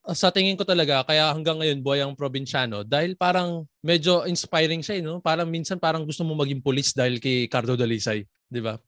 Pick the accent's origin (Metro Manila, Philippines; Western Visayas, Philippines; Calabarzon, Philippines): Calabarzon, Philippines; moved away; sa taga Cavite kami noon